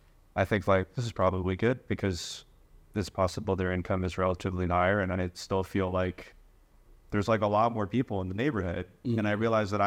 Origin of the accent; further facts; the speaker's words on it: Shrub Oak, New York, United States; grow up in... Shrubbuck, which is near Yorktown, which is near Peekskill.